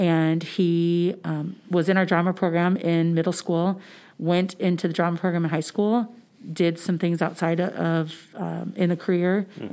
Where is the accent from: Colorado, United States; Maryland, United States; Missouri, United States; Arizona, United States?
Missouri, United States; St. Charles County, St. Louis area; I actually grew up in St. Charles County